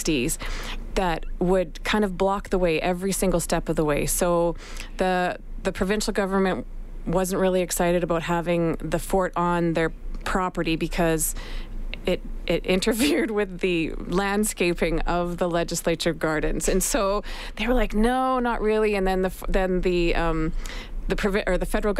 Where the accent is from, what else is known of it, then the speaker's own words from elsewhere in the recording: Canada; we're Canadian